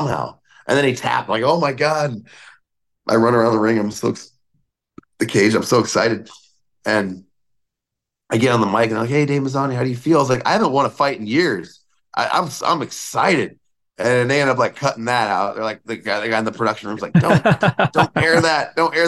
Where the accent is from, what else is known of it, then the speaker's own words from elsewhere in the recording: United States; also born or lived in Alaska; now in Las Vegas, United States; being an American